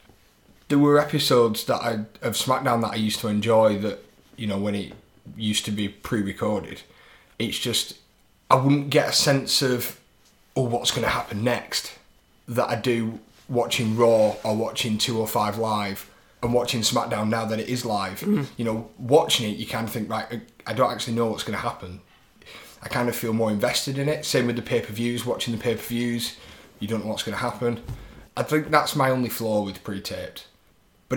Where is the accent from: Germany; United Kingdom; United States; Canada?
United Kingdom; as a British audience